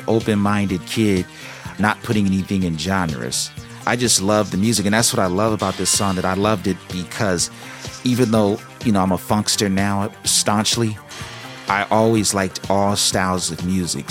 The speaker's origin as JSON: {"language": "English", "town": "Los Angeles", "region": "California", "country": "United States", "tie": "born or raised there", "said": "growing up in Los Angeles"}